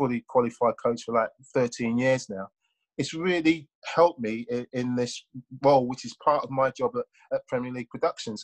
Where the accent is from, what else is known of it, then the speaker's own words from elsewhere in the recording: London, United Kingdom; I was brought up in South London.